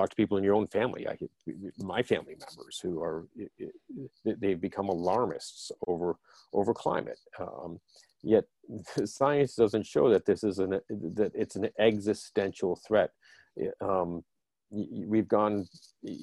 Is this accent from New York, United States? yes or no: yes; Western New York, United States; I grew up actually in Western New York, and Jack Kemp was my congressman growing up